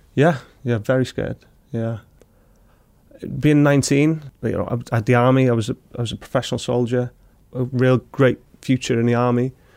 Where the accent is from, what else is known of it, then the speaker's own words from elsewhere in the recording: Wrexham, Wales, United Kingdom; I'm from Wrexham, so I'm from the local town where it's built.